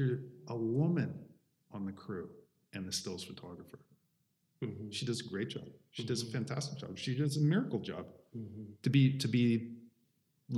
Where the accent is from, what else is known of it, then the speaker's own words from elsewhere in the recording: Canada; now in Northern Ireland; I'm a Canadian photographer